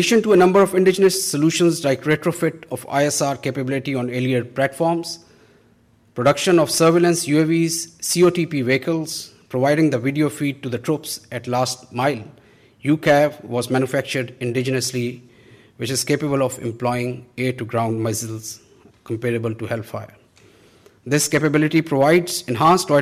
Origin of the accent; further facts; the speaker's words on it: Pakistan; We, as Pakistani nation